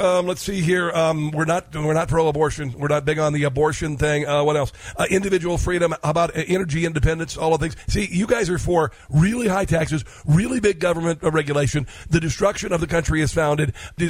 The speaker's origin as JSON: {"language": "English", "region": "Midwest", "country": "United States", "said": "I come from the Midwest, and my first time working in fields was 11 years old."}